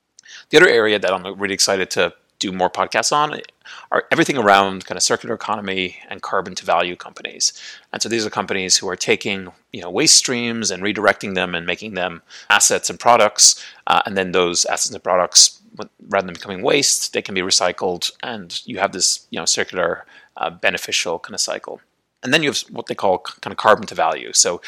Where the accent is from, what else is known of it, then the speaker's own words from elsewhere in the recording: Ireland; also born or lived in United States; now in Puerto Vallarta, Mexico; I'm originally from Ireland, have lived in the United States on and off for most of my life, but have actually been in a pretty protracted green card application process for the last 3 years.